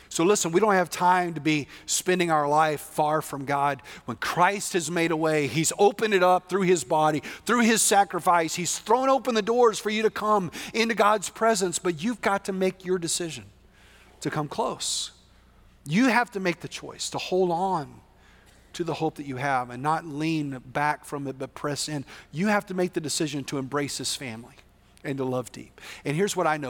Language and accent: English; West Texas, United States; I'm from West Texas, which is very different